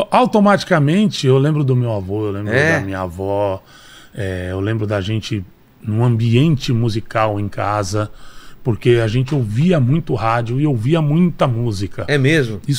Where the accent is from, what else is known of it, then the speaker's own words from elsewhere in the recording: Santo André, São Paulo, Brazil; born there; Camilópolis, onde? Santo André.